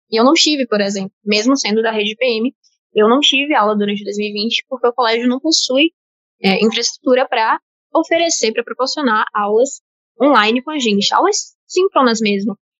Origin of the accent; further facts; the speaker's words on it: Salvador, Bahia, Brazil; Eu sou de Salvador, Bahia, então também sou time Nordeste